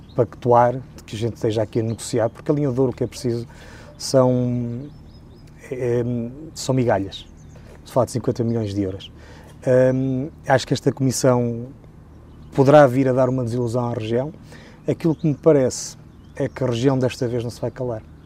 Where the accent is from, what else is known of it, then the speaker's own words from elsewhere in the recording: Pinhão, Norte, Portugal; Eu nasci no Pinhão, segundo a minha identidade